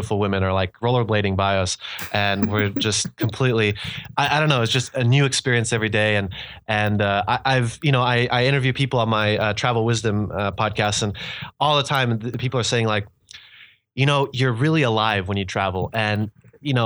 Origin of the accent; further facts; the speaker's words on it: United States; moved away as an adult; also born or lived in Slovakia / Czech Republic; now in Germany; as an American